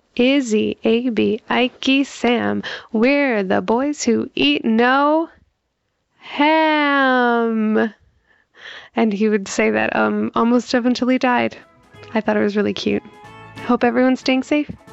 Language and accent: English; Toronto, Ontario, Canada; I'm from Toronto, Canada